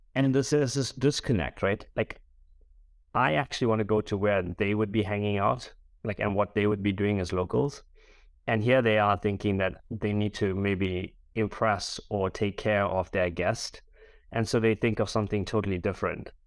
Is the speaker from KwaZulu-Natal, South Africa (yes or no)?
yes; Durban, KwaZulu-Natal, South Africa; moved away as an adult; now in London, United Kingdom; I'm a boy from Durban on the East Coast of South Africa